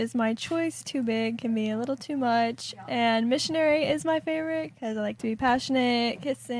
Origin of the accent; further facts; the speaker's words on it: Nairobi, Kenya; now in Orlando, United States; So I'm from Nairobi.